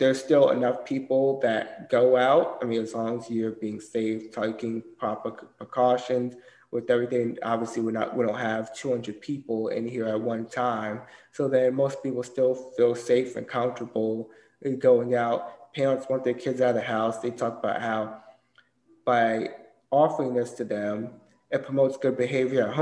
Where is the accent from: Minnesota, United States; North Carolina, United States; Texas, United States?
North Carolina, United States; Durham; also born or lived in Germany; I grew up here, and I grew up in Durham, North Carolina